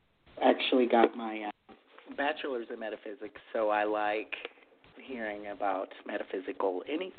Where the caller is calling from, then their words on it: Texas, United States; I'm in Texas.